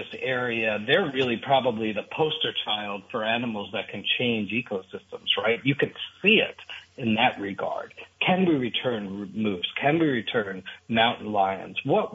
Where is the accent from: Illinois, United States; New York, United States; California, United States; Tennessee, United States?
New York, United States; New York City; I grew up in New York City